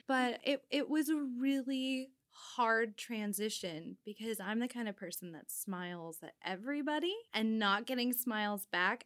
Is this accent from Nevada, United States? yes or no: yes; Winnemucca, Nevada, United States; moved away as an adult; also born or lived in Reno, Nevada; now in Seattle, United States; I'm originally from a very small town in northern Nevada called Winnemucca, where it's less than ten thousand people. I grew up, uh, in a street where, no, you don't lock your front door